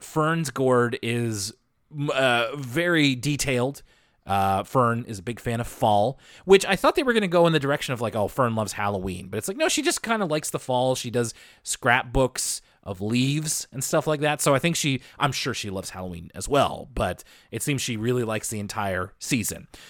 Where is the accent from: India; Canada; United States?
Canada; Halifax, Nova Scotia; I'm from Halifax